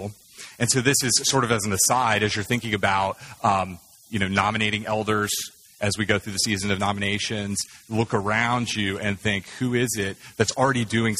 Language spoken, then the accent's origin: English; United States; I, as an American